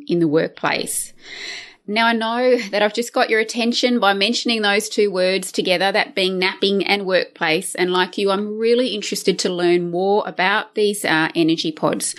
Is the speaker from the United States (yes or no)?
no; Australia; being an Australian